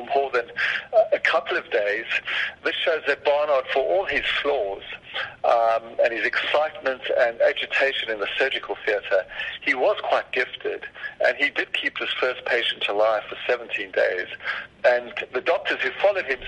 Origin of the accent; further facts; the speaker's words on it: South Africa; I was only 6 years old in 67, so I was, for me as a South African